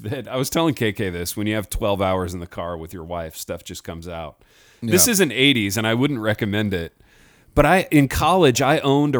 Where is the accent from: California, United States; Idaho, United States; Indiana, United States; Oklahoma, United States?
Indiana, United States; Hartford City; From my almost my hometown of Fort Wayne, Indiana. I'm from Hartford City, but they were just up the road in Fort Wayne.